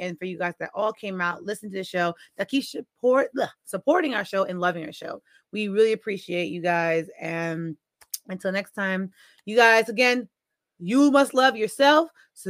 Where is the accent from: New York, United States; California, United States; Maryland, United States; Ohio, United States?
New York, United States; I'm from New York. So we got some rice, chili, cheese. Slurp it all up. That's how we eat it up in New York.